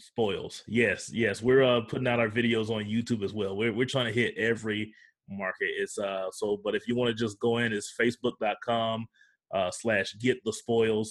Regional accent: United States; I'm from 45 minutes away from Florida State University

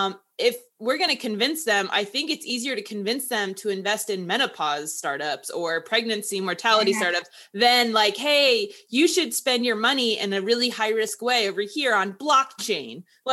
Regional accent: Houston, Texas, United States; I'm from Houston and like River Oaks is like the like really, really rich neighborhood.

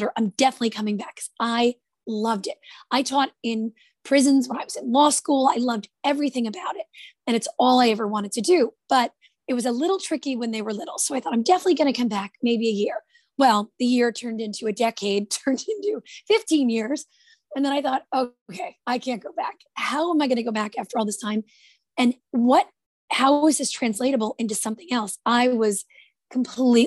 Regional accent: Jersey City, New Jersey, United States; I'm from Jersey City, New Jersey. That's where I grew up

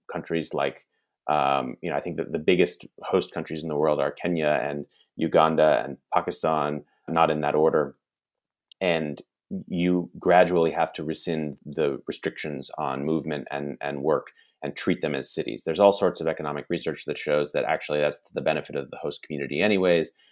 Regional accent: United States; as an American who does believe in the American project

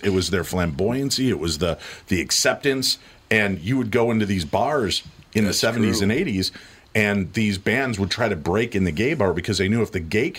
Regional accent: Medinah, Illinois, United States; I lived such an isolated life growing up in Medina, Illinois

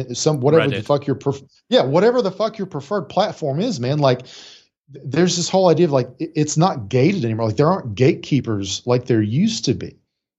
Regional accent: Appalachia, United States; I actively tried to lose my accent because I was like, well, successful people don't sound like me. Like I'm from up a holler. Nobody sounds like that.

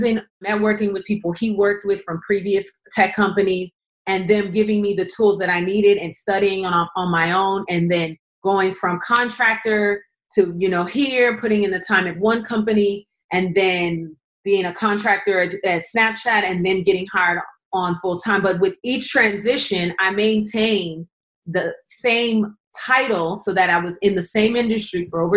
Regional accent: Los Angeles, California, United States; I'm from South Central

